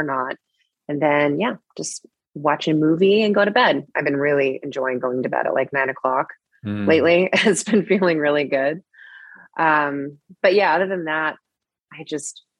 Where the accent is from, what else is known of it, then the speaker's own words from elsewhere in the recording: Seattle, Washington, United States; now in Los Angeles, United States; Growing up in Seattle, I was a total indoor kid